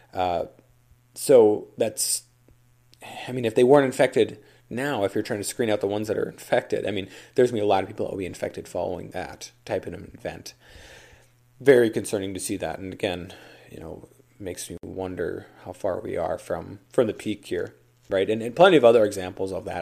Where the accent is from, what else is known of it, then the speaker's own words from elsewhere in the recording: Duluth, Minnesota, United States; my hometown here, Duluth